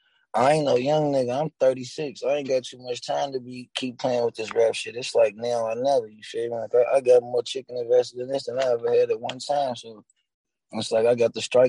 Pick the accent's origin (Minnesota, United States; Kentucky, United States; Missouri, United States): Kentucky, United States; Louisville; I'm from Louisville, Kentucky, you feel me? Like, Clarksdale Projects, Eastside to be exact